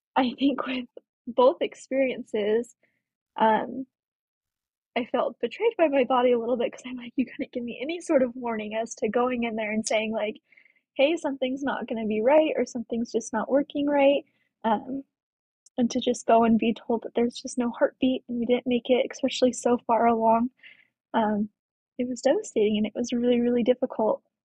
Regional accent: Colorado, United States; moved away as an adult; now in Spanish Fork, United States; I currently live in spanish Fork, Utah, but I'm originally from Colorado.

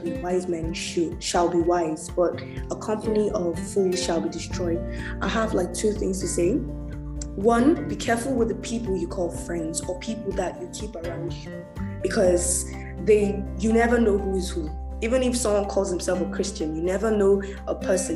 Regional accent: Nigeria; I'm Nigerian

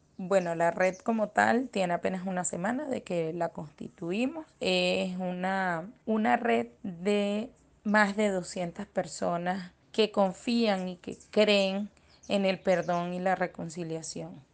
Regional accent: Venezuela; como venezolanos

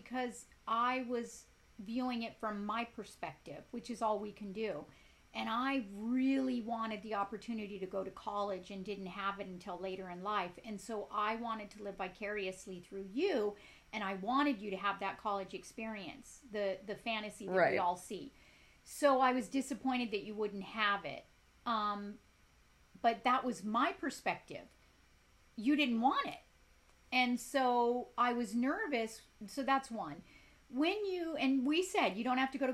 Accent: Compton, California, United States; also born or lived in South Gate, California / Ireland; I grew up in Compton. I grew up in Southgate

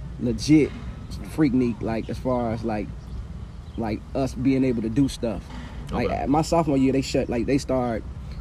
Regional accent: Hammond, Indiana, United States; Me in my hometown, Hammond, Indiana. I've been living here over 40 years. It's where I was raised.

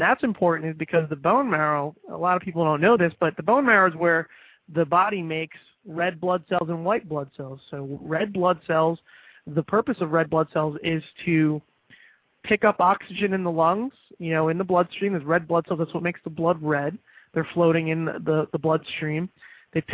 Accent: Florida, United States; Indian River and St. Lucie counties in state of Florida, my home state

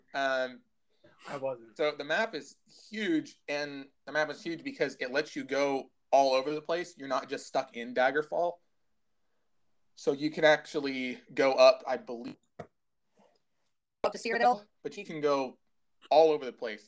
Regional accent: United States

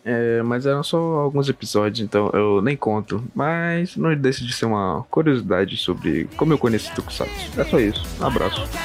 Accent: Belém, Pará, Brazil; eu tenho 18 anos, sou de Belém do Pará

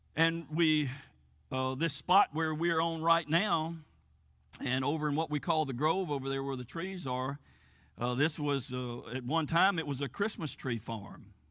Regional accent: United States; moved away as an adult; I grew up here in Fayette County, born and raised here, went to school here, graduated from high school here

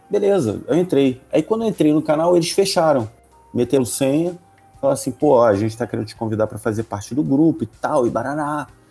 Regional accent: Rio de Janeiro, Brazil; eu era o único membro do grupo que era do Rio de Janeiro

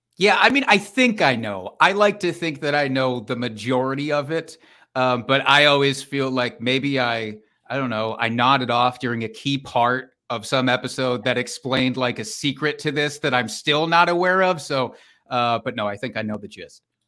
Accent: Iowa, United States; now in Wisconsin, United States; I am from Iowa

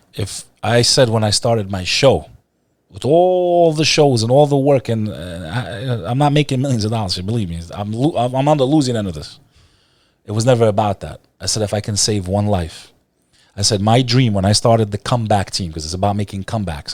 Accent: New Jersey, United States; also born or lived in Texas; I was born in Texas, grew up in Jersey

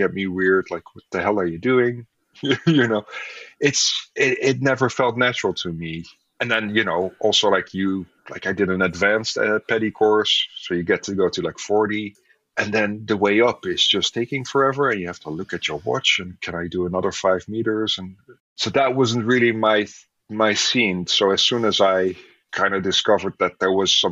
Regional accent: Netherlands; I grew up in the Netherlands, so water is always nearby

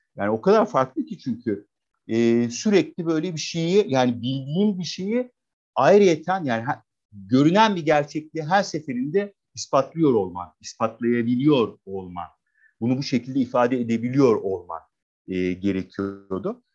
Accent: Adana, Turkey; moved away as an adult; also born or lived in Istanbul / Denmark; 1977'de Adana'da doğdum. Adanalı e, bir e, aile. E, şehirde doğdum, büyüdüm. E, 18 yaşına kadar e, bu şekilde geçti.

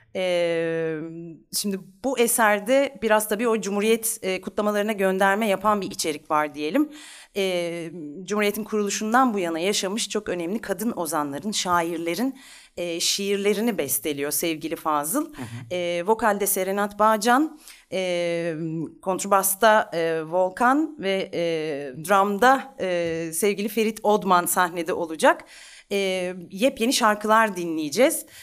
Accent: Ankara, Turkey; moved away as an adult; also born or lived in Italy; now in Istanbul, Turkey

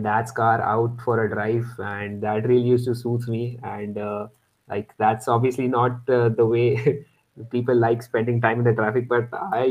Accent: Pune, Maharashtra, India; I hail from Pune

